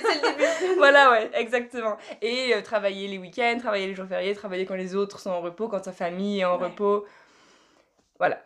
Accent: France; moved away as an adult; also born or lived in Harrogate; en tant que française

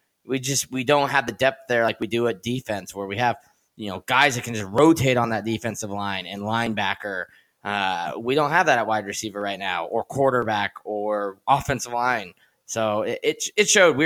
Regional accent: Boise, Idaho, United States; I'm from Boise

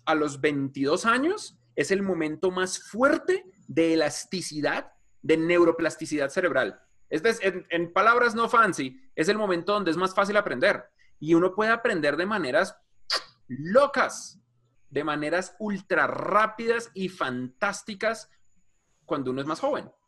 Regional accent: Bogotá, Colombia; yo crecí en Suba, que es un barriecito en la esquina de Bogotá

